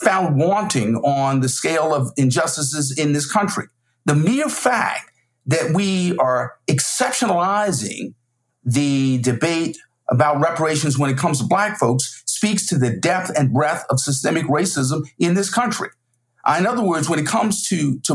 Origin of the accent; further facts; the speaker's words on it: South Carolina, United States; We're both from South Carolina